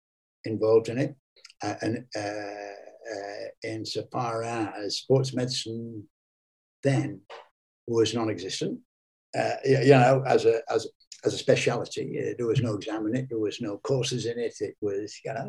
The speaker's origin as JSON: {"language": "English", "country": "Ireland", "tie": "born or raised there", "also_born_or_lived": "England (Lancashire)", "moved": "yes", "lives_now": "England", "said": "I'm Irish born with Irish parents and grandparents. I'm totally Irish."}